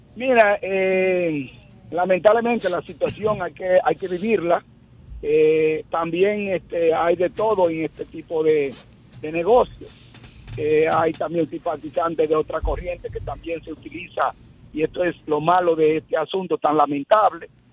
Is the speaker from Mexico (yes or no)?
no; Dominican Republic; Yo, quien le habla como dominicano primero, no como productor